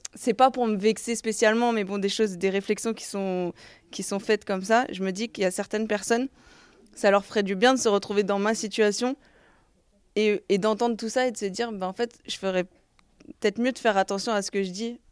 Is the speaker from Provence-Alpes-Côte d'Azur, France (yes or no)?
no; Montpellier, Occitania, France; now in Paris, France; Je viens de Montpellier à la base